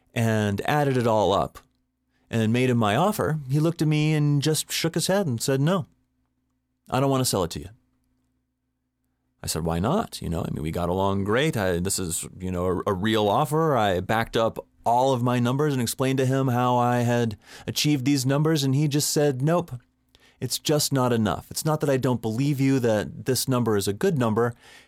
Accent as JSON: {"language": "English", "town": "Boulder", "region": "Colorado", "country": "United States", "said": "he looked at me funny because he knew I was from Boulder and he assumed that I was just a hippie freak in, business casual clothing."}